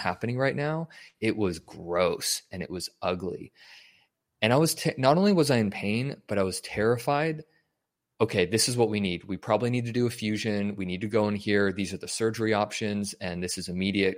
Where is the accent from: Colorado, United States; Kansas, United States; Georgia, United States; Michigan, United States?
Colorado, United States; Denver; moved away as an adult; also born or lived in Wyoming / California; I was born and raised in Denver